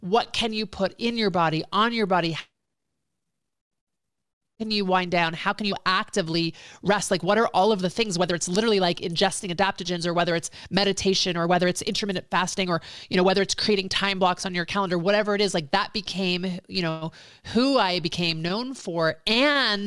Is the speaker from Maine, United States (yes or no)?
no; Philadelphia, Pennsylvania, United States; moved away as an adult; also born or lived in New York / Boston / Los Angeles; I'm from the East Coast originally, born in New York, moved to Philadelphia area, went to college in Boston, came home, moved into downtown Philadelphia